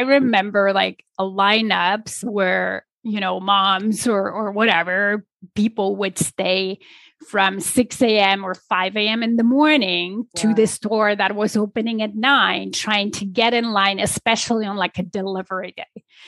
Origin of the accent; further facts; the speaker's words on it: Poland; moved away as an adult; now in Toronto, Canada; I was born and raised in Poland